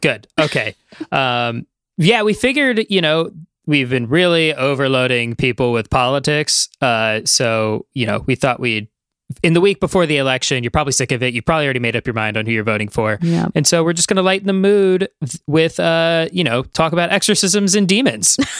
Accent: Midwest, United States; As a Midwesterner

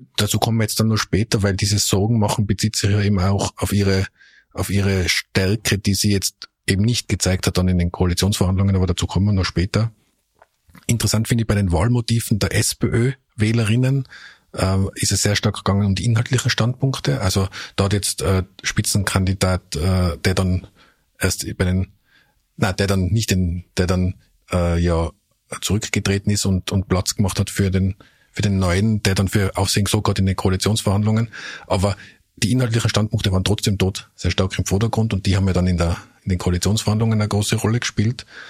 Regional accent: Tyrol, Austria; als Tiroler

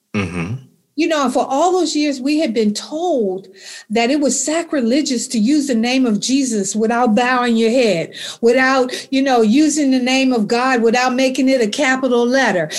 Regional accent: Alexandria, Virginia, United States; I grew up in Alexandria, Virginia in 1951

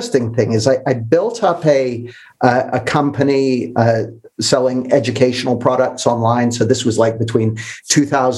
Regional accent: Canada; moved away as an adult; now in United Kingdom; I grew up in Canada, which is where I got this accent. I moved to the UK when I was 20

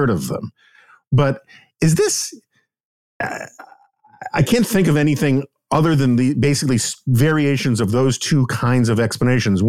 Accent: New York City, New York, United States; growing up in New York City, not far from Barnard College

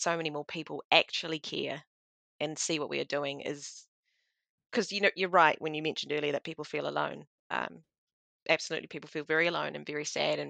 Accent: New Zealand; being a Kiwi

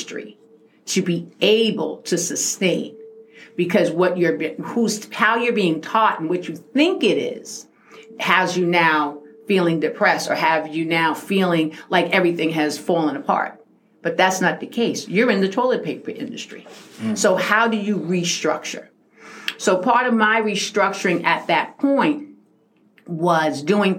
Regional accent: New York City, New York, United States; now in Poconos, United States; I grew up in South Jamaica, Queens.

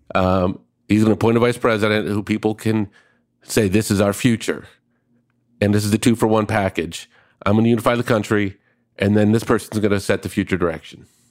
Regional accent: Minneapolis, Minnesota, United States; born or raised there

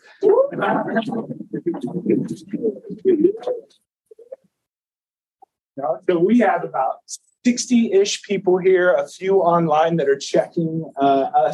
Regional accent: Indiana, United States; moved away; It's always good to be back in my home state. I am a Hoosier.

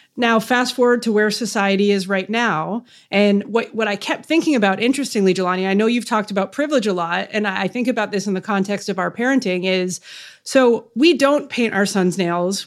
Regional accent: Canada; I'm Canadian

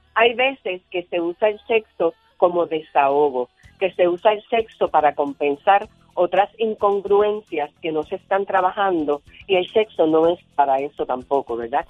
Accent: Ponce, Puerto Rico; yo soy de Ponce, vivía en Ponce y, hacía babysitting a unos nenes que vivían al frente de mi casa

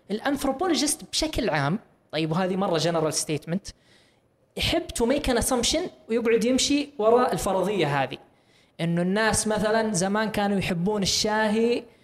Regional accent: Saudi Arabia

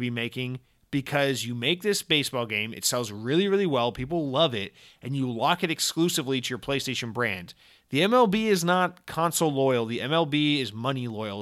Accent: Georgia, United States; I, I, I'm from Georgia

